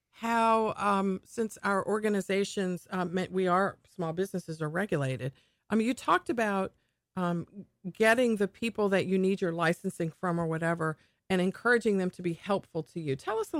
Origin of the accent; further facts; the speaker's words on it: New Carrollton, Maryland, United States; That's nice. My hometown. Great place.